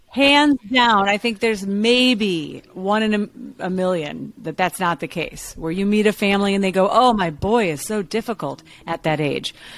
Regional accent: Chicago, Illinois, United States; moved away; I'm from Chicago

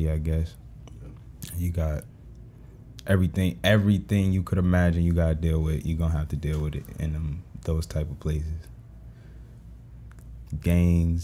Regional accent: New Haven, Connecticut, United States; moved away; also born or lived in Mississippi; I'm from New Haven, Connecticut. More specifically, Fairside, Fairhaven

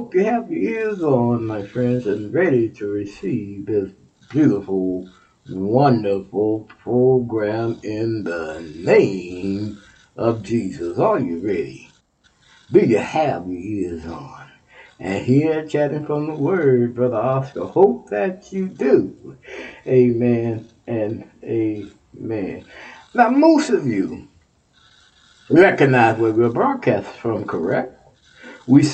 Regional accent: Texas, United States; You're my home state

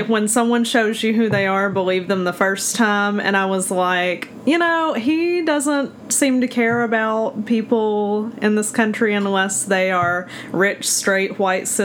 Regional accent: Alabama, United States; now in Ohio, United States; I'm from Alabama originally

